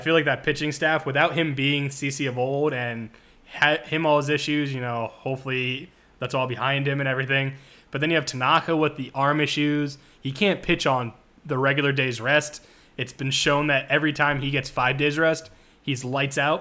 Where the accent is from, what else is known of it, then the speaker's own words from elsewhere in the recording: New Jersey, United States; moved away; my original hometown where I grew up in Jersey.